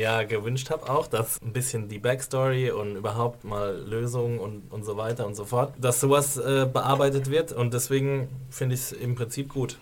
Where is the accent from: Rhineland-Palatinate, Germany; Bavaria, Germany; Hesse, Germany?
Rhineland-Palatinate, Germany; accent: Palatine dialect; moved away; also mein Dialekt ist äh, ein Pfälzer Dialekt. Ich komme aus der wunderschönen Pfalz, der Toskana Deutschlands